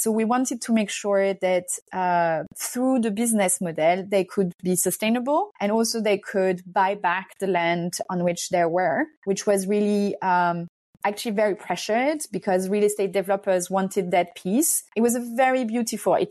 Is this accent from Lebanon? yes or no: no; France; I'm Hungarian, but I'm also French. I grew up in France.